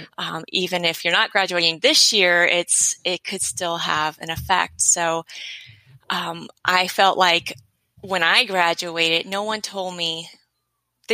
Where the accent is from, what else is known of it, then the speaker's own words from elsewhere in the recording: Los Angeles, California, United States; I am from